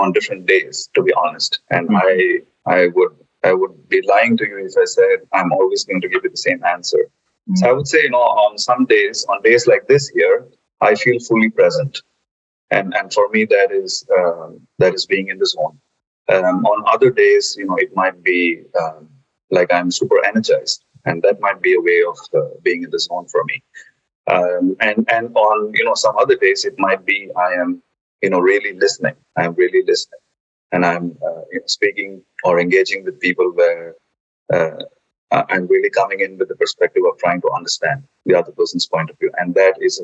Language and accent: English; India; moved away as an adult; also born or lived in Germany; I'm originally from India. I have done all my formative education, including higher education, graduation out of India. And then I moved to Germany to work with Bayer